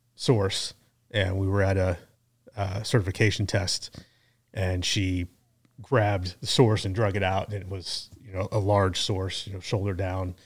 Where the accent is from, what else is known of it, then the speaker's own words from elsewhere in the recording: Kansas City, Missouri, United States; born and raised in Kansas City